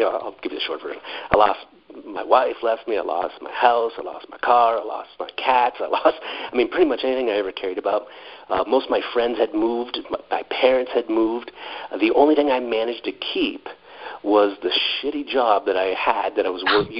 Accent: Canada; I grew up in Canada

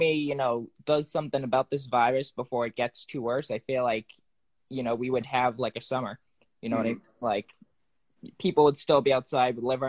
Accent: New England, United States; I'm from New England.

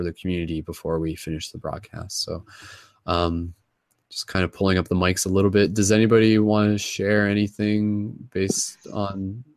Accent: Canada; accent: Canadian; my Canadian accent

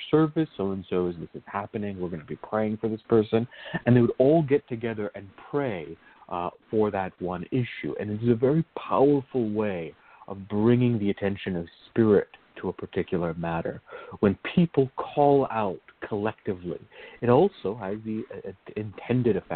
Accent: Virginia, United States; I grew up in Virginia

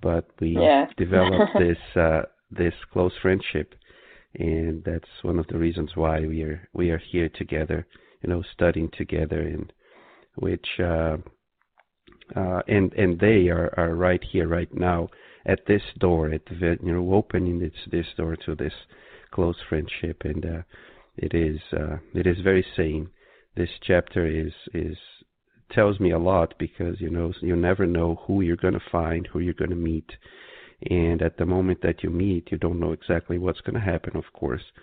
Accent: Brazil; moved away; when I was growing up in Brazil

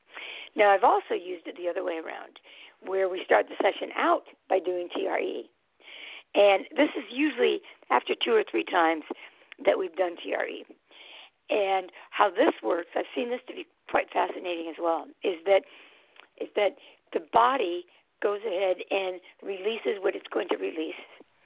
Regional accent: San Francisco, California, United States; now in Twin Cities, United States; I almost said Bay Area, because I was from San Francisco, but in the Twin Cities area.

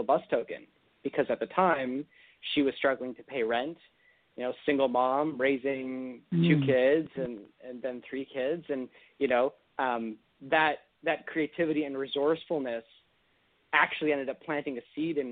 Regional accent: Toronto, Ontario, Canada; where I grew up in Toronto

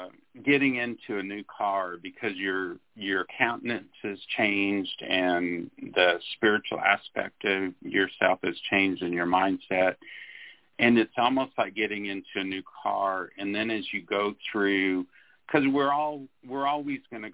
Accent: Arizona, United States; I'm from Arizona, and so I always call myself a desert rat.

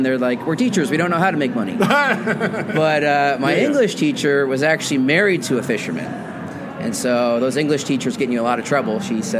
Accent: Portland, United States

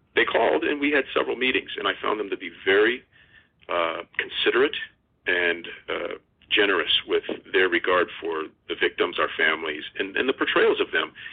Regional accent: Las Vegas, Nevada, United States; I'm born and raised in Las Vegas. I went to Bishop Gorman High School

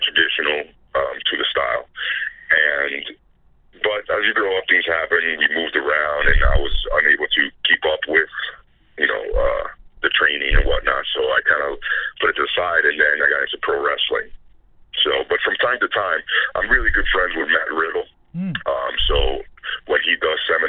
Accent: Puerto Rico; first language Spanish; English is a second language; I was raised in Puerto Rico. Spanish was my first language. I didn't speak, read, or write English till I was about 10, 11.

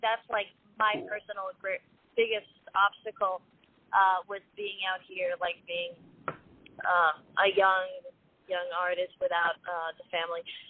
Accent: Israel; now in Los Angeles, United States; I'm actually not from the States. I grew up in Israel

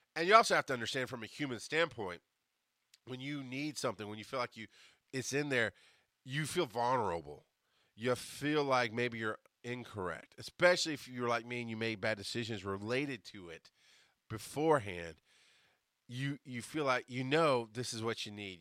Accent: the South, United States; I'm a Southerner.

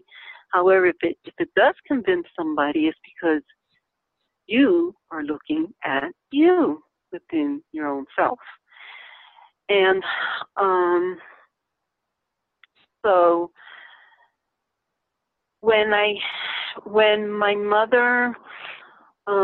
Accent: Lancaster, Pennsylvania, United States; I remember growing up in Stevens Avenue, out in Lancaster, Pennsylvania

